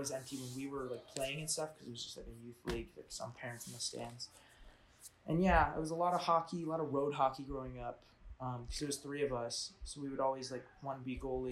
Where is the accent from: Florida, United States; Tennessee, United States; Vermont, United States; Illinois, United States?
Illinois, United States; Barrington; I was born in Barrington, Illinois, suburbs of Chicago